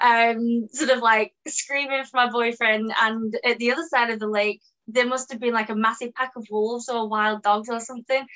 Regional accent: England, United Kingdom; accent: British

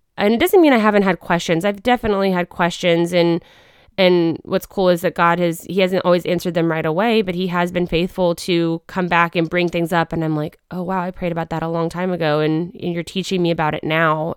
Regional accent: Wichita, Kansas, United States; also born or lived in Arkansas; I was born in Arkansas, but grew up in Wichita, Kansas

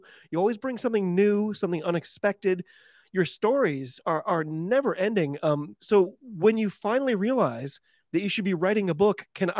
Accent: United States; I'm an American rugby fan who follows the game wherever I can find it all over the globe.

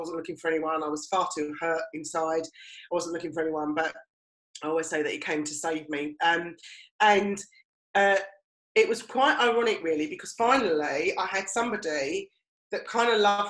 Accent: East of England, United Kingdom; And actually, because I came from Essex, I almost kind of stifled what I was. I kind of put on a posher voice.

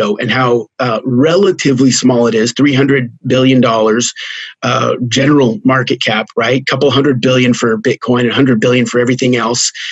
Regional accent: just outside of Los Alamos, New Mexico, United States; I grew up in New Mexico, just outside of Los Alamos.

